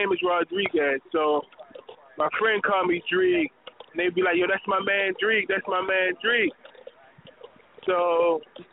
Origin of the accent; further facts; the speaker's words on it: Pasadena, Maryland, United States; I grew up in Freetown Village, Pasadena.